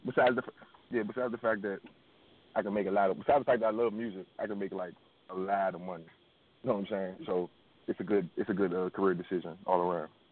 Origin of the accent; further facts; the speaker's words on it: Washington, District of Columbia, United States; I'm from, I'm from Washington D.C. and the northeast region, a little part of town called River Terrace